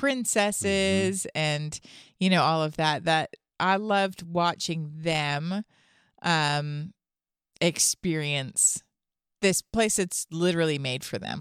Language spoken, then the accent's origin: English; Toronto, Ontario, Canada; now in Franklin; I'm from Toronto